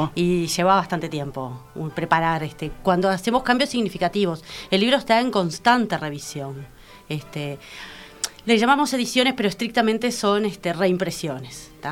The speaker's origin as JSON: {"language": "Spanish", "town": "Young", "region": "Río Negro", "country": "Uruguay", "tie": "born or raised there", "moved": "as an adult", "lives_now": "Montevideo, Uruguay", "said": "viví hasta los 18 años en Jung, después me mudé para estudiar"}